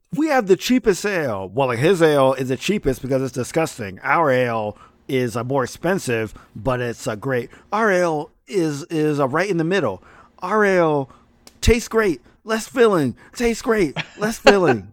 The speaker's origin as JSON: {"language": "English", "region": "New York area", "country": "United States", "tie": "born or raised there", "said": "growing up in the New York area, I would go to Coney Island"}